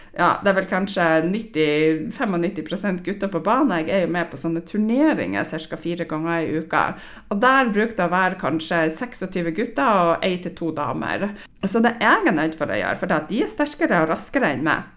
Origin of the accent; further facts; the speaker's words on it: Stamsund, Nordland, Norway; now in Trondheim, Norway; Jeg har jo trena på A-gruppa i, eh, i Stamsund i Lofoten, der jeg er fra. Jeg bor jo nå i Trondheim.